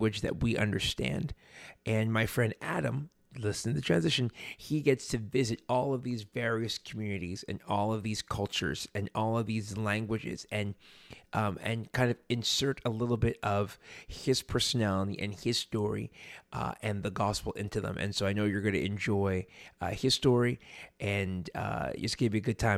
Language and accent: English; Montreal, Quebec, Canada; we grew up in Montreal.